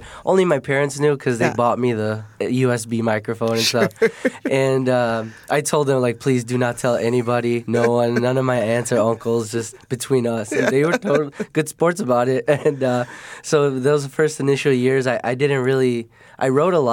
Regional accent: Chicago, Illinois, United States; I'm from the Southwest Side, so that's more like around Midway Airport area-ish. And so I've been there my whole life

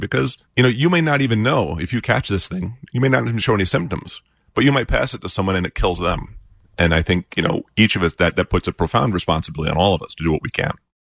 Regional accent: New York, United States; now in Park Ridge, United States; I was a volunteer firefighter in my hometown of New York

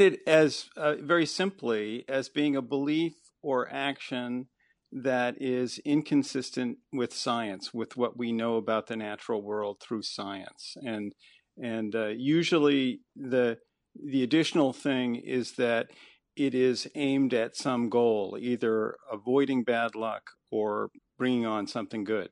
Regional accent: Chicago, Illinois, United States; I grew up actually in the Chicago area, sort of a default Midwesterner

